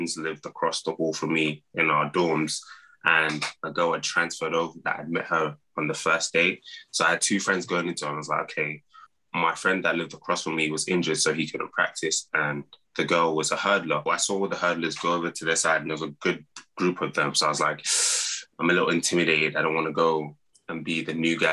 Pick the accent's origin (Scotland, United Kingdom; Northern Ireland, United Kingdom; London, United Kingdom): London, United Kingdom; moved away as an adult; also born or lived in Iowa, United States / Nigeria (parents); now in United States; growing up in London, football, soccer